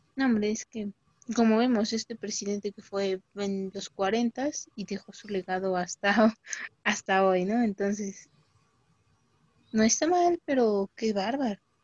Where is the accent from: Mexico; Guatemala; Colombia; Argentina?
Mexico; mujer mexicana del siglo XXI